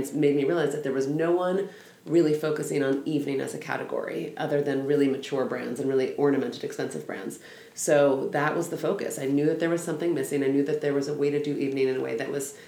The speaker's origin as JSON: {"language": "English", "town": "Los Angeles", "region": "California", "country": "United States", "tie": "born or raised there", "said": "I grew up in Los Angeles."}